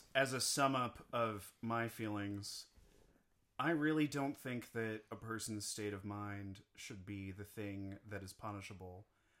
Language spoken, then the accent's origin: English; Washington, United States; also born or lived in New York; I come from Washington State